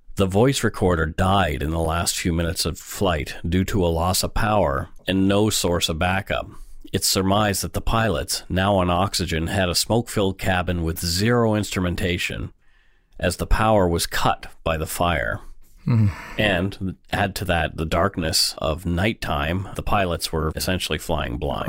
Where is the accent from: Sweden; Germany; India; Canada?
Canada; Bridgewater, Nova Scotia; now in Vancouver, Canada; in my hometown in Bridgewater, only forty minutes down the road from Peggy's Cove.